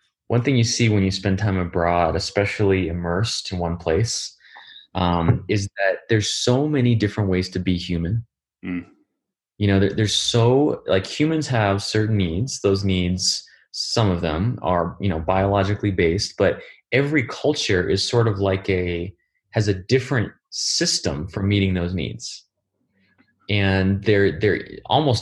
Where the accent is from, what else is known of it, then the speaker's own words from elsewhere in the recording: United States; as an American